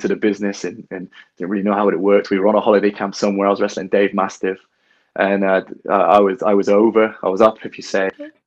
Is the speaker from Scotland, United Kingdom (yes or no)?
no; Bath, South West England, United Kingdom; also born or lived in Bristol; I'm from Bath, which is way down south, and we don't have a lot of wrestling go on there at all